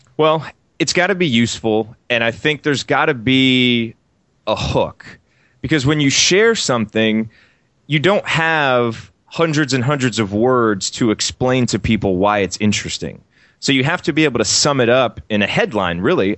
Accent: Bloomington, Indiana, United States; I grew up in Indiana and in Bloomington

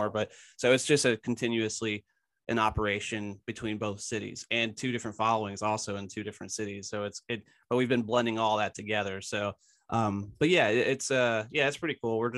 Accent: Philadelphia, Pennsylvania, United States; I, I'm from Philadelphia originally as well.

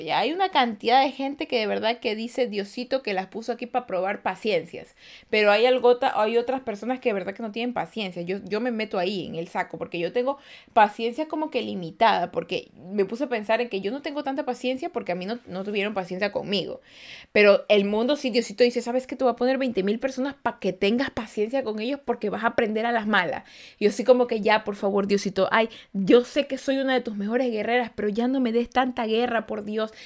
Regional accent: Guayaquil, Guayas, Ecuador; yo soy de Guayaquil, Ecuador

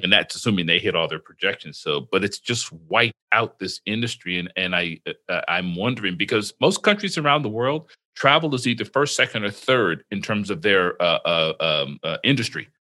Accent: Florida, United States; I've had my experiences with growing up in Florida

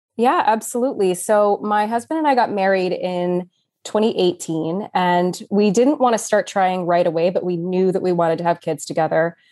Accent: Austin, Texas, United States; moved away as an adult; now in Philadelphia, United States; I was born and raised in Austin, Texas, but I somehow got stuck here in Philly, P A, for the last twelve years or so

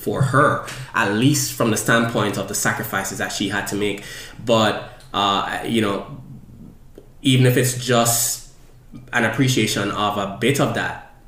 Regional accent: Jamaica; now in Philadelphia, United States; I was born in Jamaica, and most of my childhood was spent with my two siblings

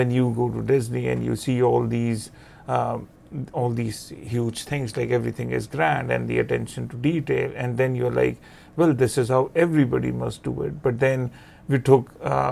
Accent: India; moved away; growing up in India

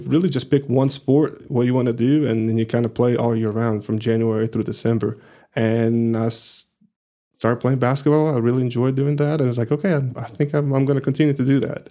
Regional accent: Rio de Janeiro, Brazil; English is a second language; moved away as an adult; also born or lived in Plainview, Texas; now in Amarillo, United States; I'm originally from Brazil, from Rio de Janeiro

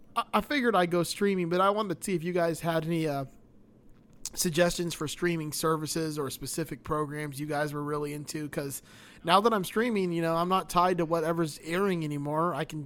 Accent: Miami, Florida, United States; I grew up in Miami.

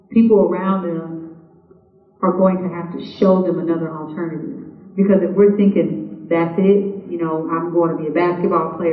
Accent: Kansas City, Kansas, United States; I'm from Kansas City and one of the poorest counties, Wyandotte County

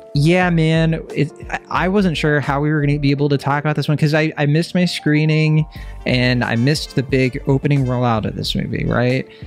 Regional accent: Virginia, United States; now in Bay Area, United States; I'm from Virginia.

